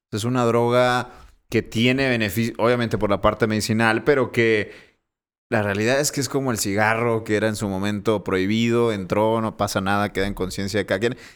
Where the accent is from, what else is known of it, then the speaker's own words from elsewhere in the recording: Monterrey, Nuevo León, Mexico; Yo soy de Monterrey, pero cuando salgo de casa de mis papás por, por decisión propia, te exiges tanto que creces inevitablemente